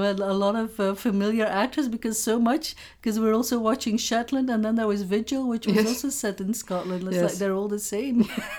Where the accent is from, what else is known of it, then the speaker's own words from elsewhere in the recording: Belgium; No. I'm from Belgium.